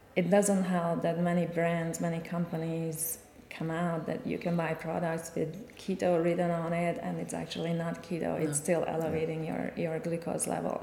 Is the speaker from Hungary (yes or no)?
yes; Hungary; moved away as an adult; now in United States; I'm originally from Hungary. I moved to the United States 13 years ago